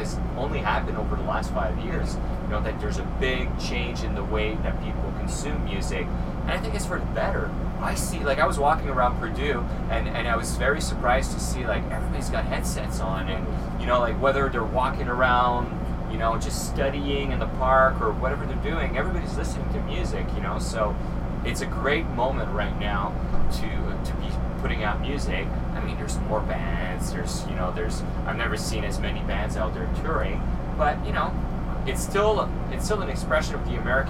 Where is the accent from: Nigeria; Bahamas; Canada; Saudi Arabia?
Canada; English is a second language; I'm French Canadian, sometimes, you know, I spin the wrong syllables